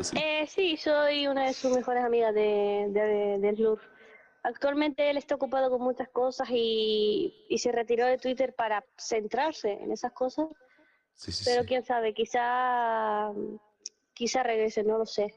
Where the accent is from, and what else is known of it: Spain